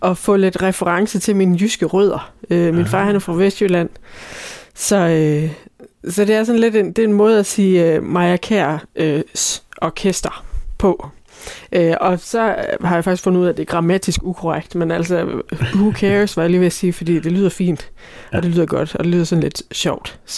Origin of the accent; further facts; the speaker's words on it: Scotland, United Kingdom; now in Ribe, Denmark; og jeg er fra Skotland og Ribe.